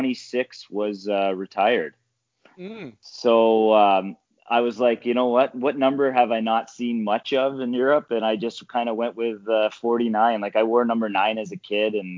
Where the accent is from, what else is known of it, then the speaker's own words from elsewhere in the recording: Niagara region, Ontario, Canada; we're both from the Niagara region